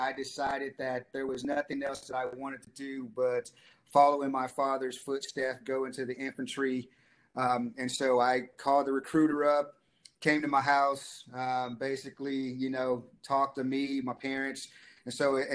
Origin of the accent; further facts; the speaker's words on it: Dallas, Texas, United States; I grew up in Dallas, Texas